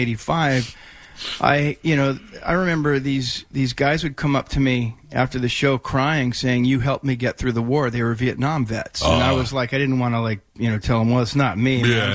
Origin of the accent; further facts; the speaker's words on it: San Diego, California, United States; moved away; also born or lived in Los Angeles; We grew up together in San Diego.